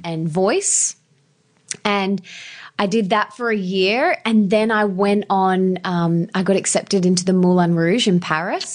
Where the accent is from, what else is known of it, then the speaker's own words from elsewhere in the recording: Brisbane, Queensland, Australia; I was born and bred in Brisbane.